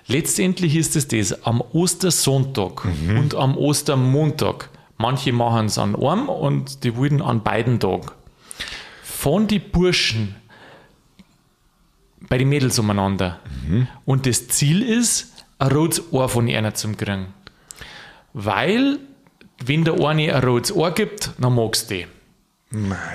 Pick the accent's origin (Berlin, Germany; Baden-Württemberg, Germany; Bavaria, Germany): Bavaria, Germany; Ich sage dir jetzt aber, den brauche aus Niederbayern oder aus da der Region, wo ich herkomme, und zwar Ohrkarren.